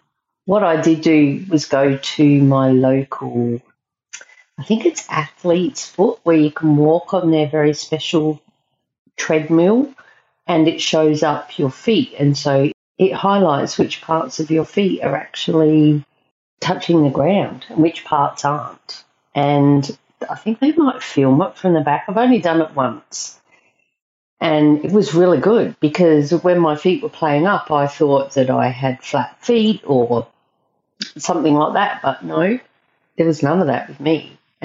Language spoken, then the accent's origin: English; South Australia, Australia; I'm not from England. I'm just from South Australia, which has come up on the podcast before.